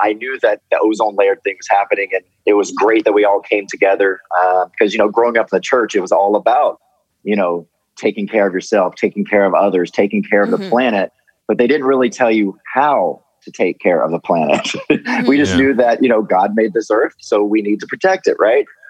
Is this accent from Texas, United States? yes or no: no; Ellisville, Mississippi, United States; also born or lived in Laurel, Mississippi; I actually grew up in a place called Ellisville, Mississippi